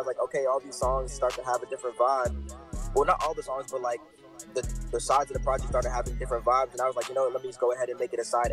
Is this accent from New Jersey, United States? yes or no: no; Atlanta, Georgia, United States; Straight up from Atlanta, North Side